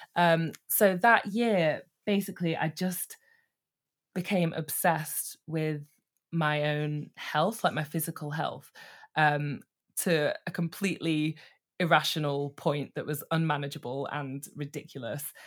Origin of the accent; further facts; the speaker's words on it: Manchester, North West England, United Kingdom; now in London, United Kingdom; I am a northerner living in London currently, but I grew up in Manchester